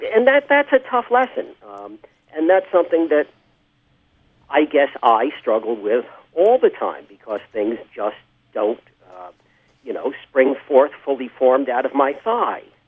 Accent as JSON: {"language": "English", "town": "New York City", "region": "New York", "country": "United States", "tie": "born or raised there", "said": "I grew up in uh, Forest Hills, Queens"}